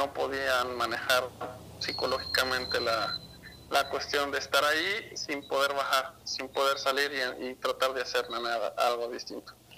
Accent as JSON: {"language": "Spanish", "region": "Mexico City", "country": "Mexico", "tie": "born or raised there", "also_born_or_lived": "Guadalajara, Jalisco", "said": "yo nací en Ciudad de México"}